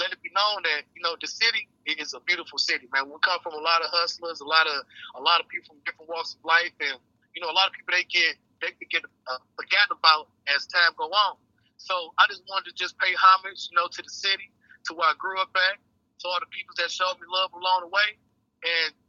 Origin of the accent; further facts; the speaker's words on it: Detroit, Michigan, United States; Born and raised, Eastside, you know. Shit, growing up in a D